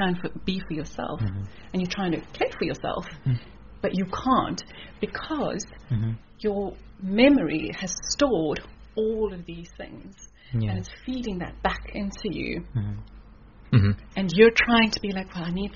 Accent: South Africa; moved away as an adult; also born or lived in Kuala Lumpur, Malaysia / Singapore; I'm originally from South Africa. Grew up in South Africa from Italian parents. Did all my schooling in South Africa.

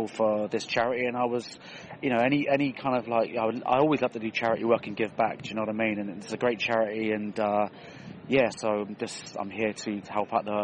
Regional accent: Swindon, South West England, United Kingdom; also born or lived in Australia / San Francisco / Las Vegas / Denmark; So I'm from Swindon originally, okay. but uh, lived basically all over, over, all over the world. I lived in Australia, San Francisco, Vegas, uh, Denmark, Sweden.

